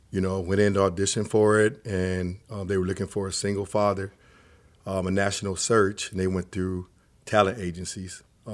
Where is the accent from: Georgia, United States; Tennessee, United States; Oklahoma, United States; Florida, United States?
Georgia, United States; Atlanta; also born or lived in Germany; now in Portland, United States; no, I grew up primarily in Atlanta, Georgia. Lived there till I was 12.